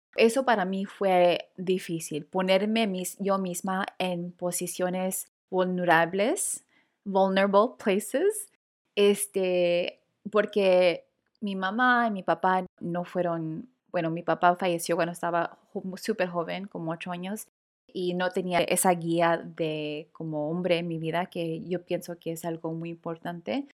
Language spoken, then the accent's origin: Spanish; Los Angeles, California, United States; latina de primera generación, nacida y criada en Los Ángeles, California